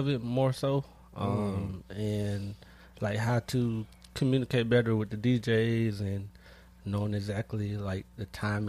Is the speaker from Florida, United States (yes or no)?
yes; Jacksonville, Florida, United States; also born or lived in Terrell, Texas; I'm from Jacksonville, Florida, but I used to stay in Terrell, Texas just for a little bit, for like a couple years.